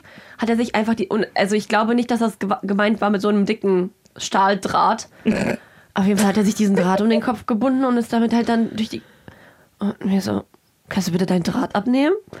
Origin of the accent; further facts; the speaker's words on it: Kazakhstan; moved away; ich bin in Kasachstan geboren ich habe aber ganz wilde Roots